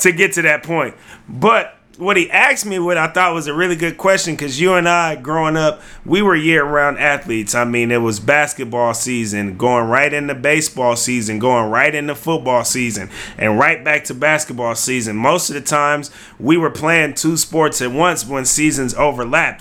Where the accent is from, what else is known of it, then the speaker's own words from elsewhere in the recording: Vallejo, California, United States; also born or lived in Fairfield, California; we grew up in Vallejo, California, Solano County